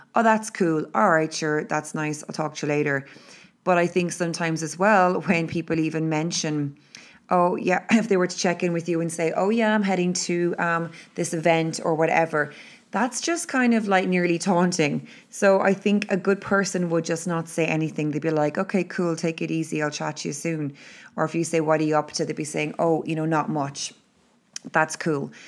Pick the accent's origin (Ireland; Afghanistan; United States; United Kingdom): Ireland; being Irish and living in Ireland